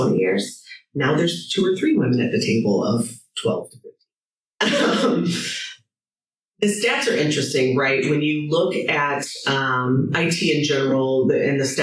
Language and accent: English; St. Louis, Missouri, United States; moved away as an adult; now in Ireland; my friends in St. Louis. I was just there last week, back in my hometown